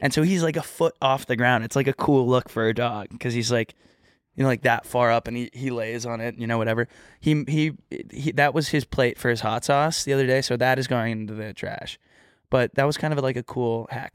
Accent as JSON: {"language": "English", "region": "Texas", "country": "United States"}